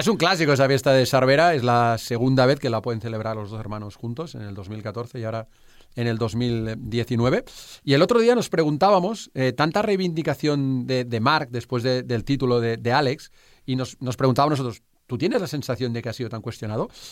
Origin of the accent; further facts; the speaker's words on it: Barcelona, Catalonia, Spain; Yo soy de Barcelona